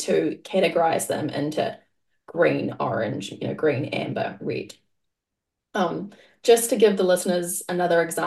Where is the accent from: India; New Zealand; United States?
New Zealand; moved away; I grew up in New Zealand and I have fond memories of the school canteen